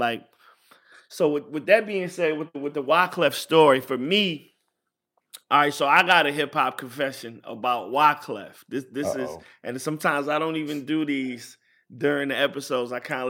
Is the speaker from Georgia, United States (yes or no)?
no; Richmond, Virginia, United States; got a show at University of Virginia, which is probably like about 50 miles, 55 miles from where I'm from Richmond.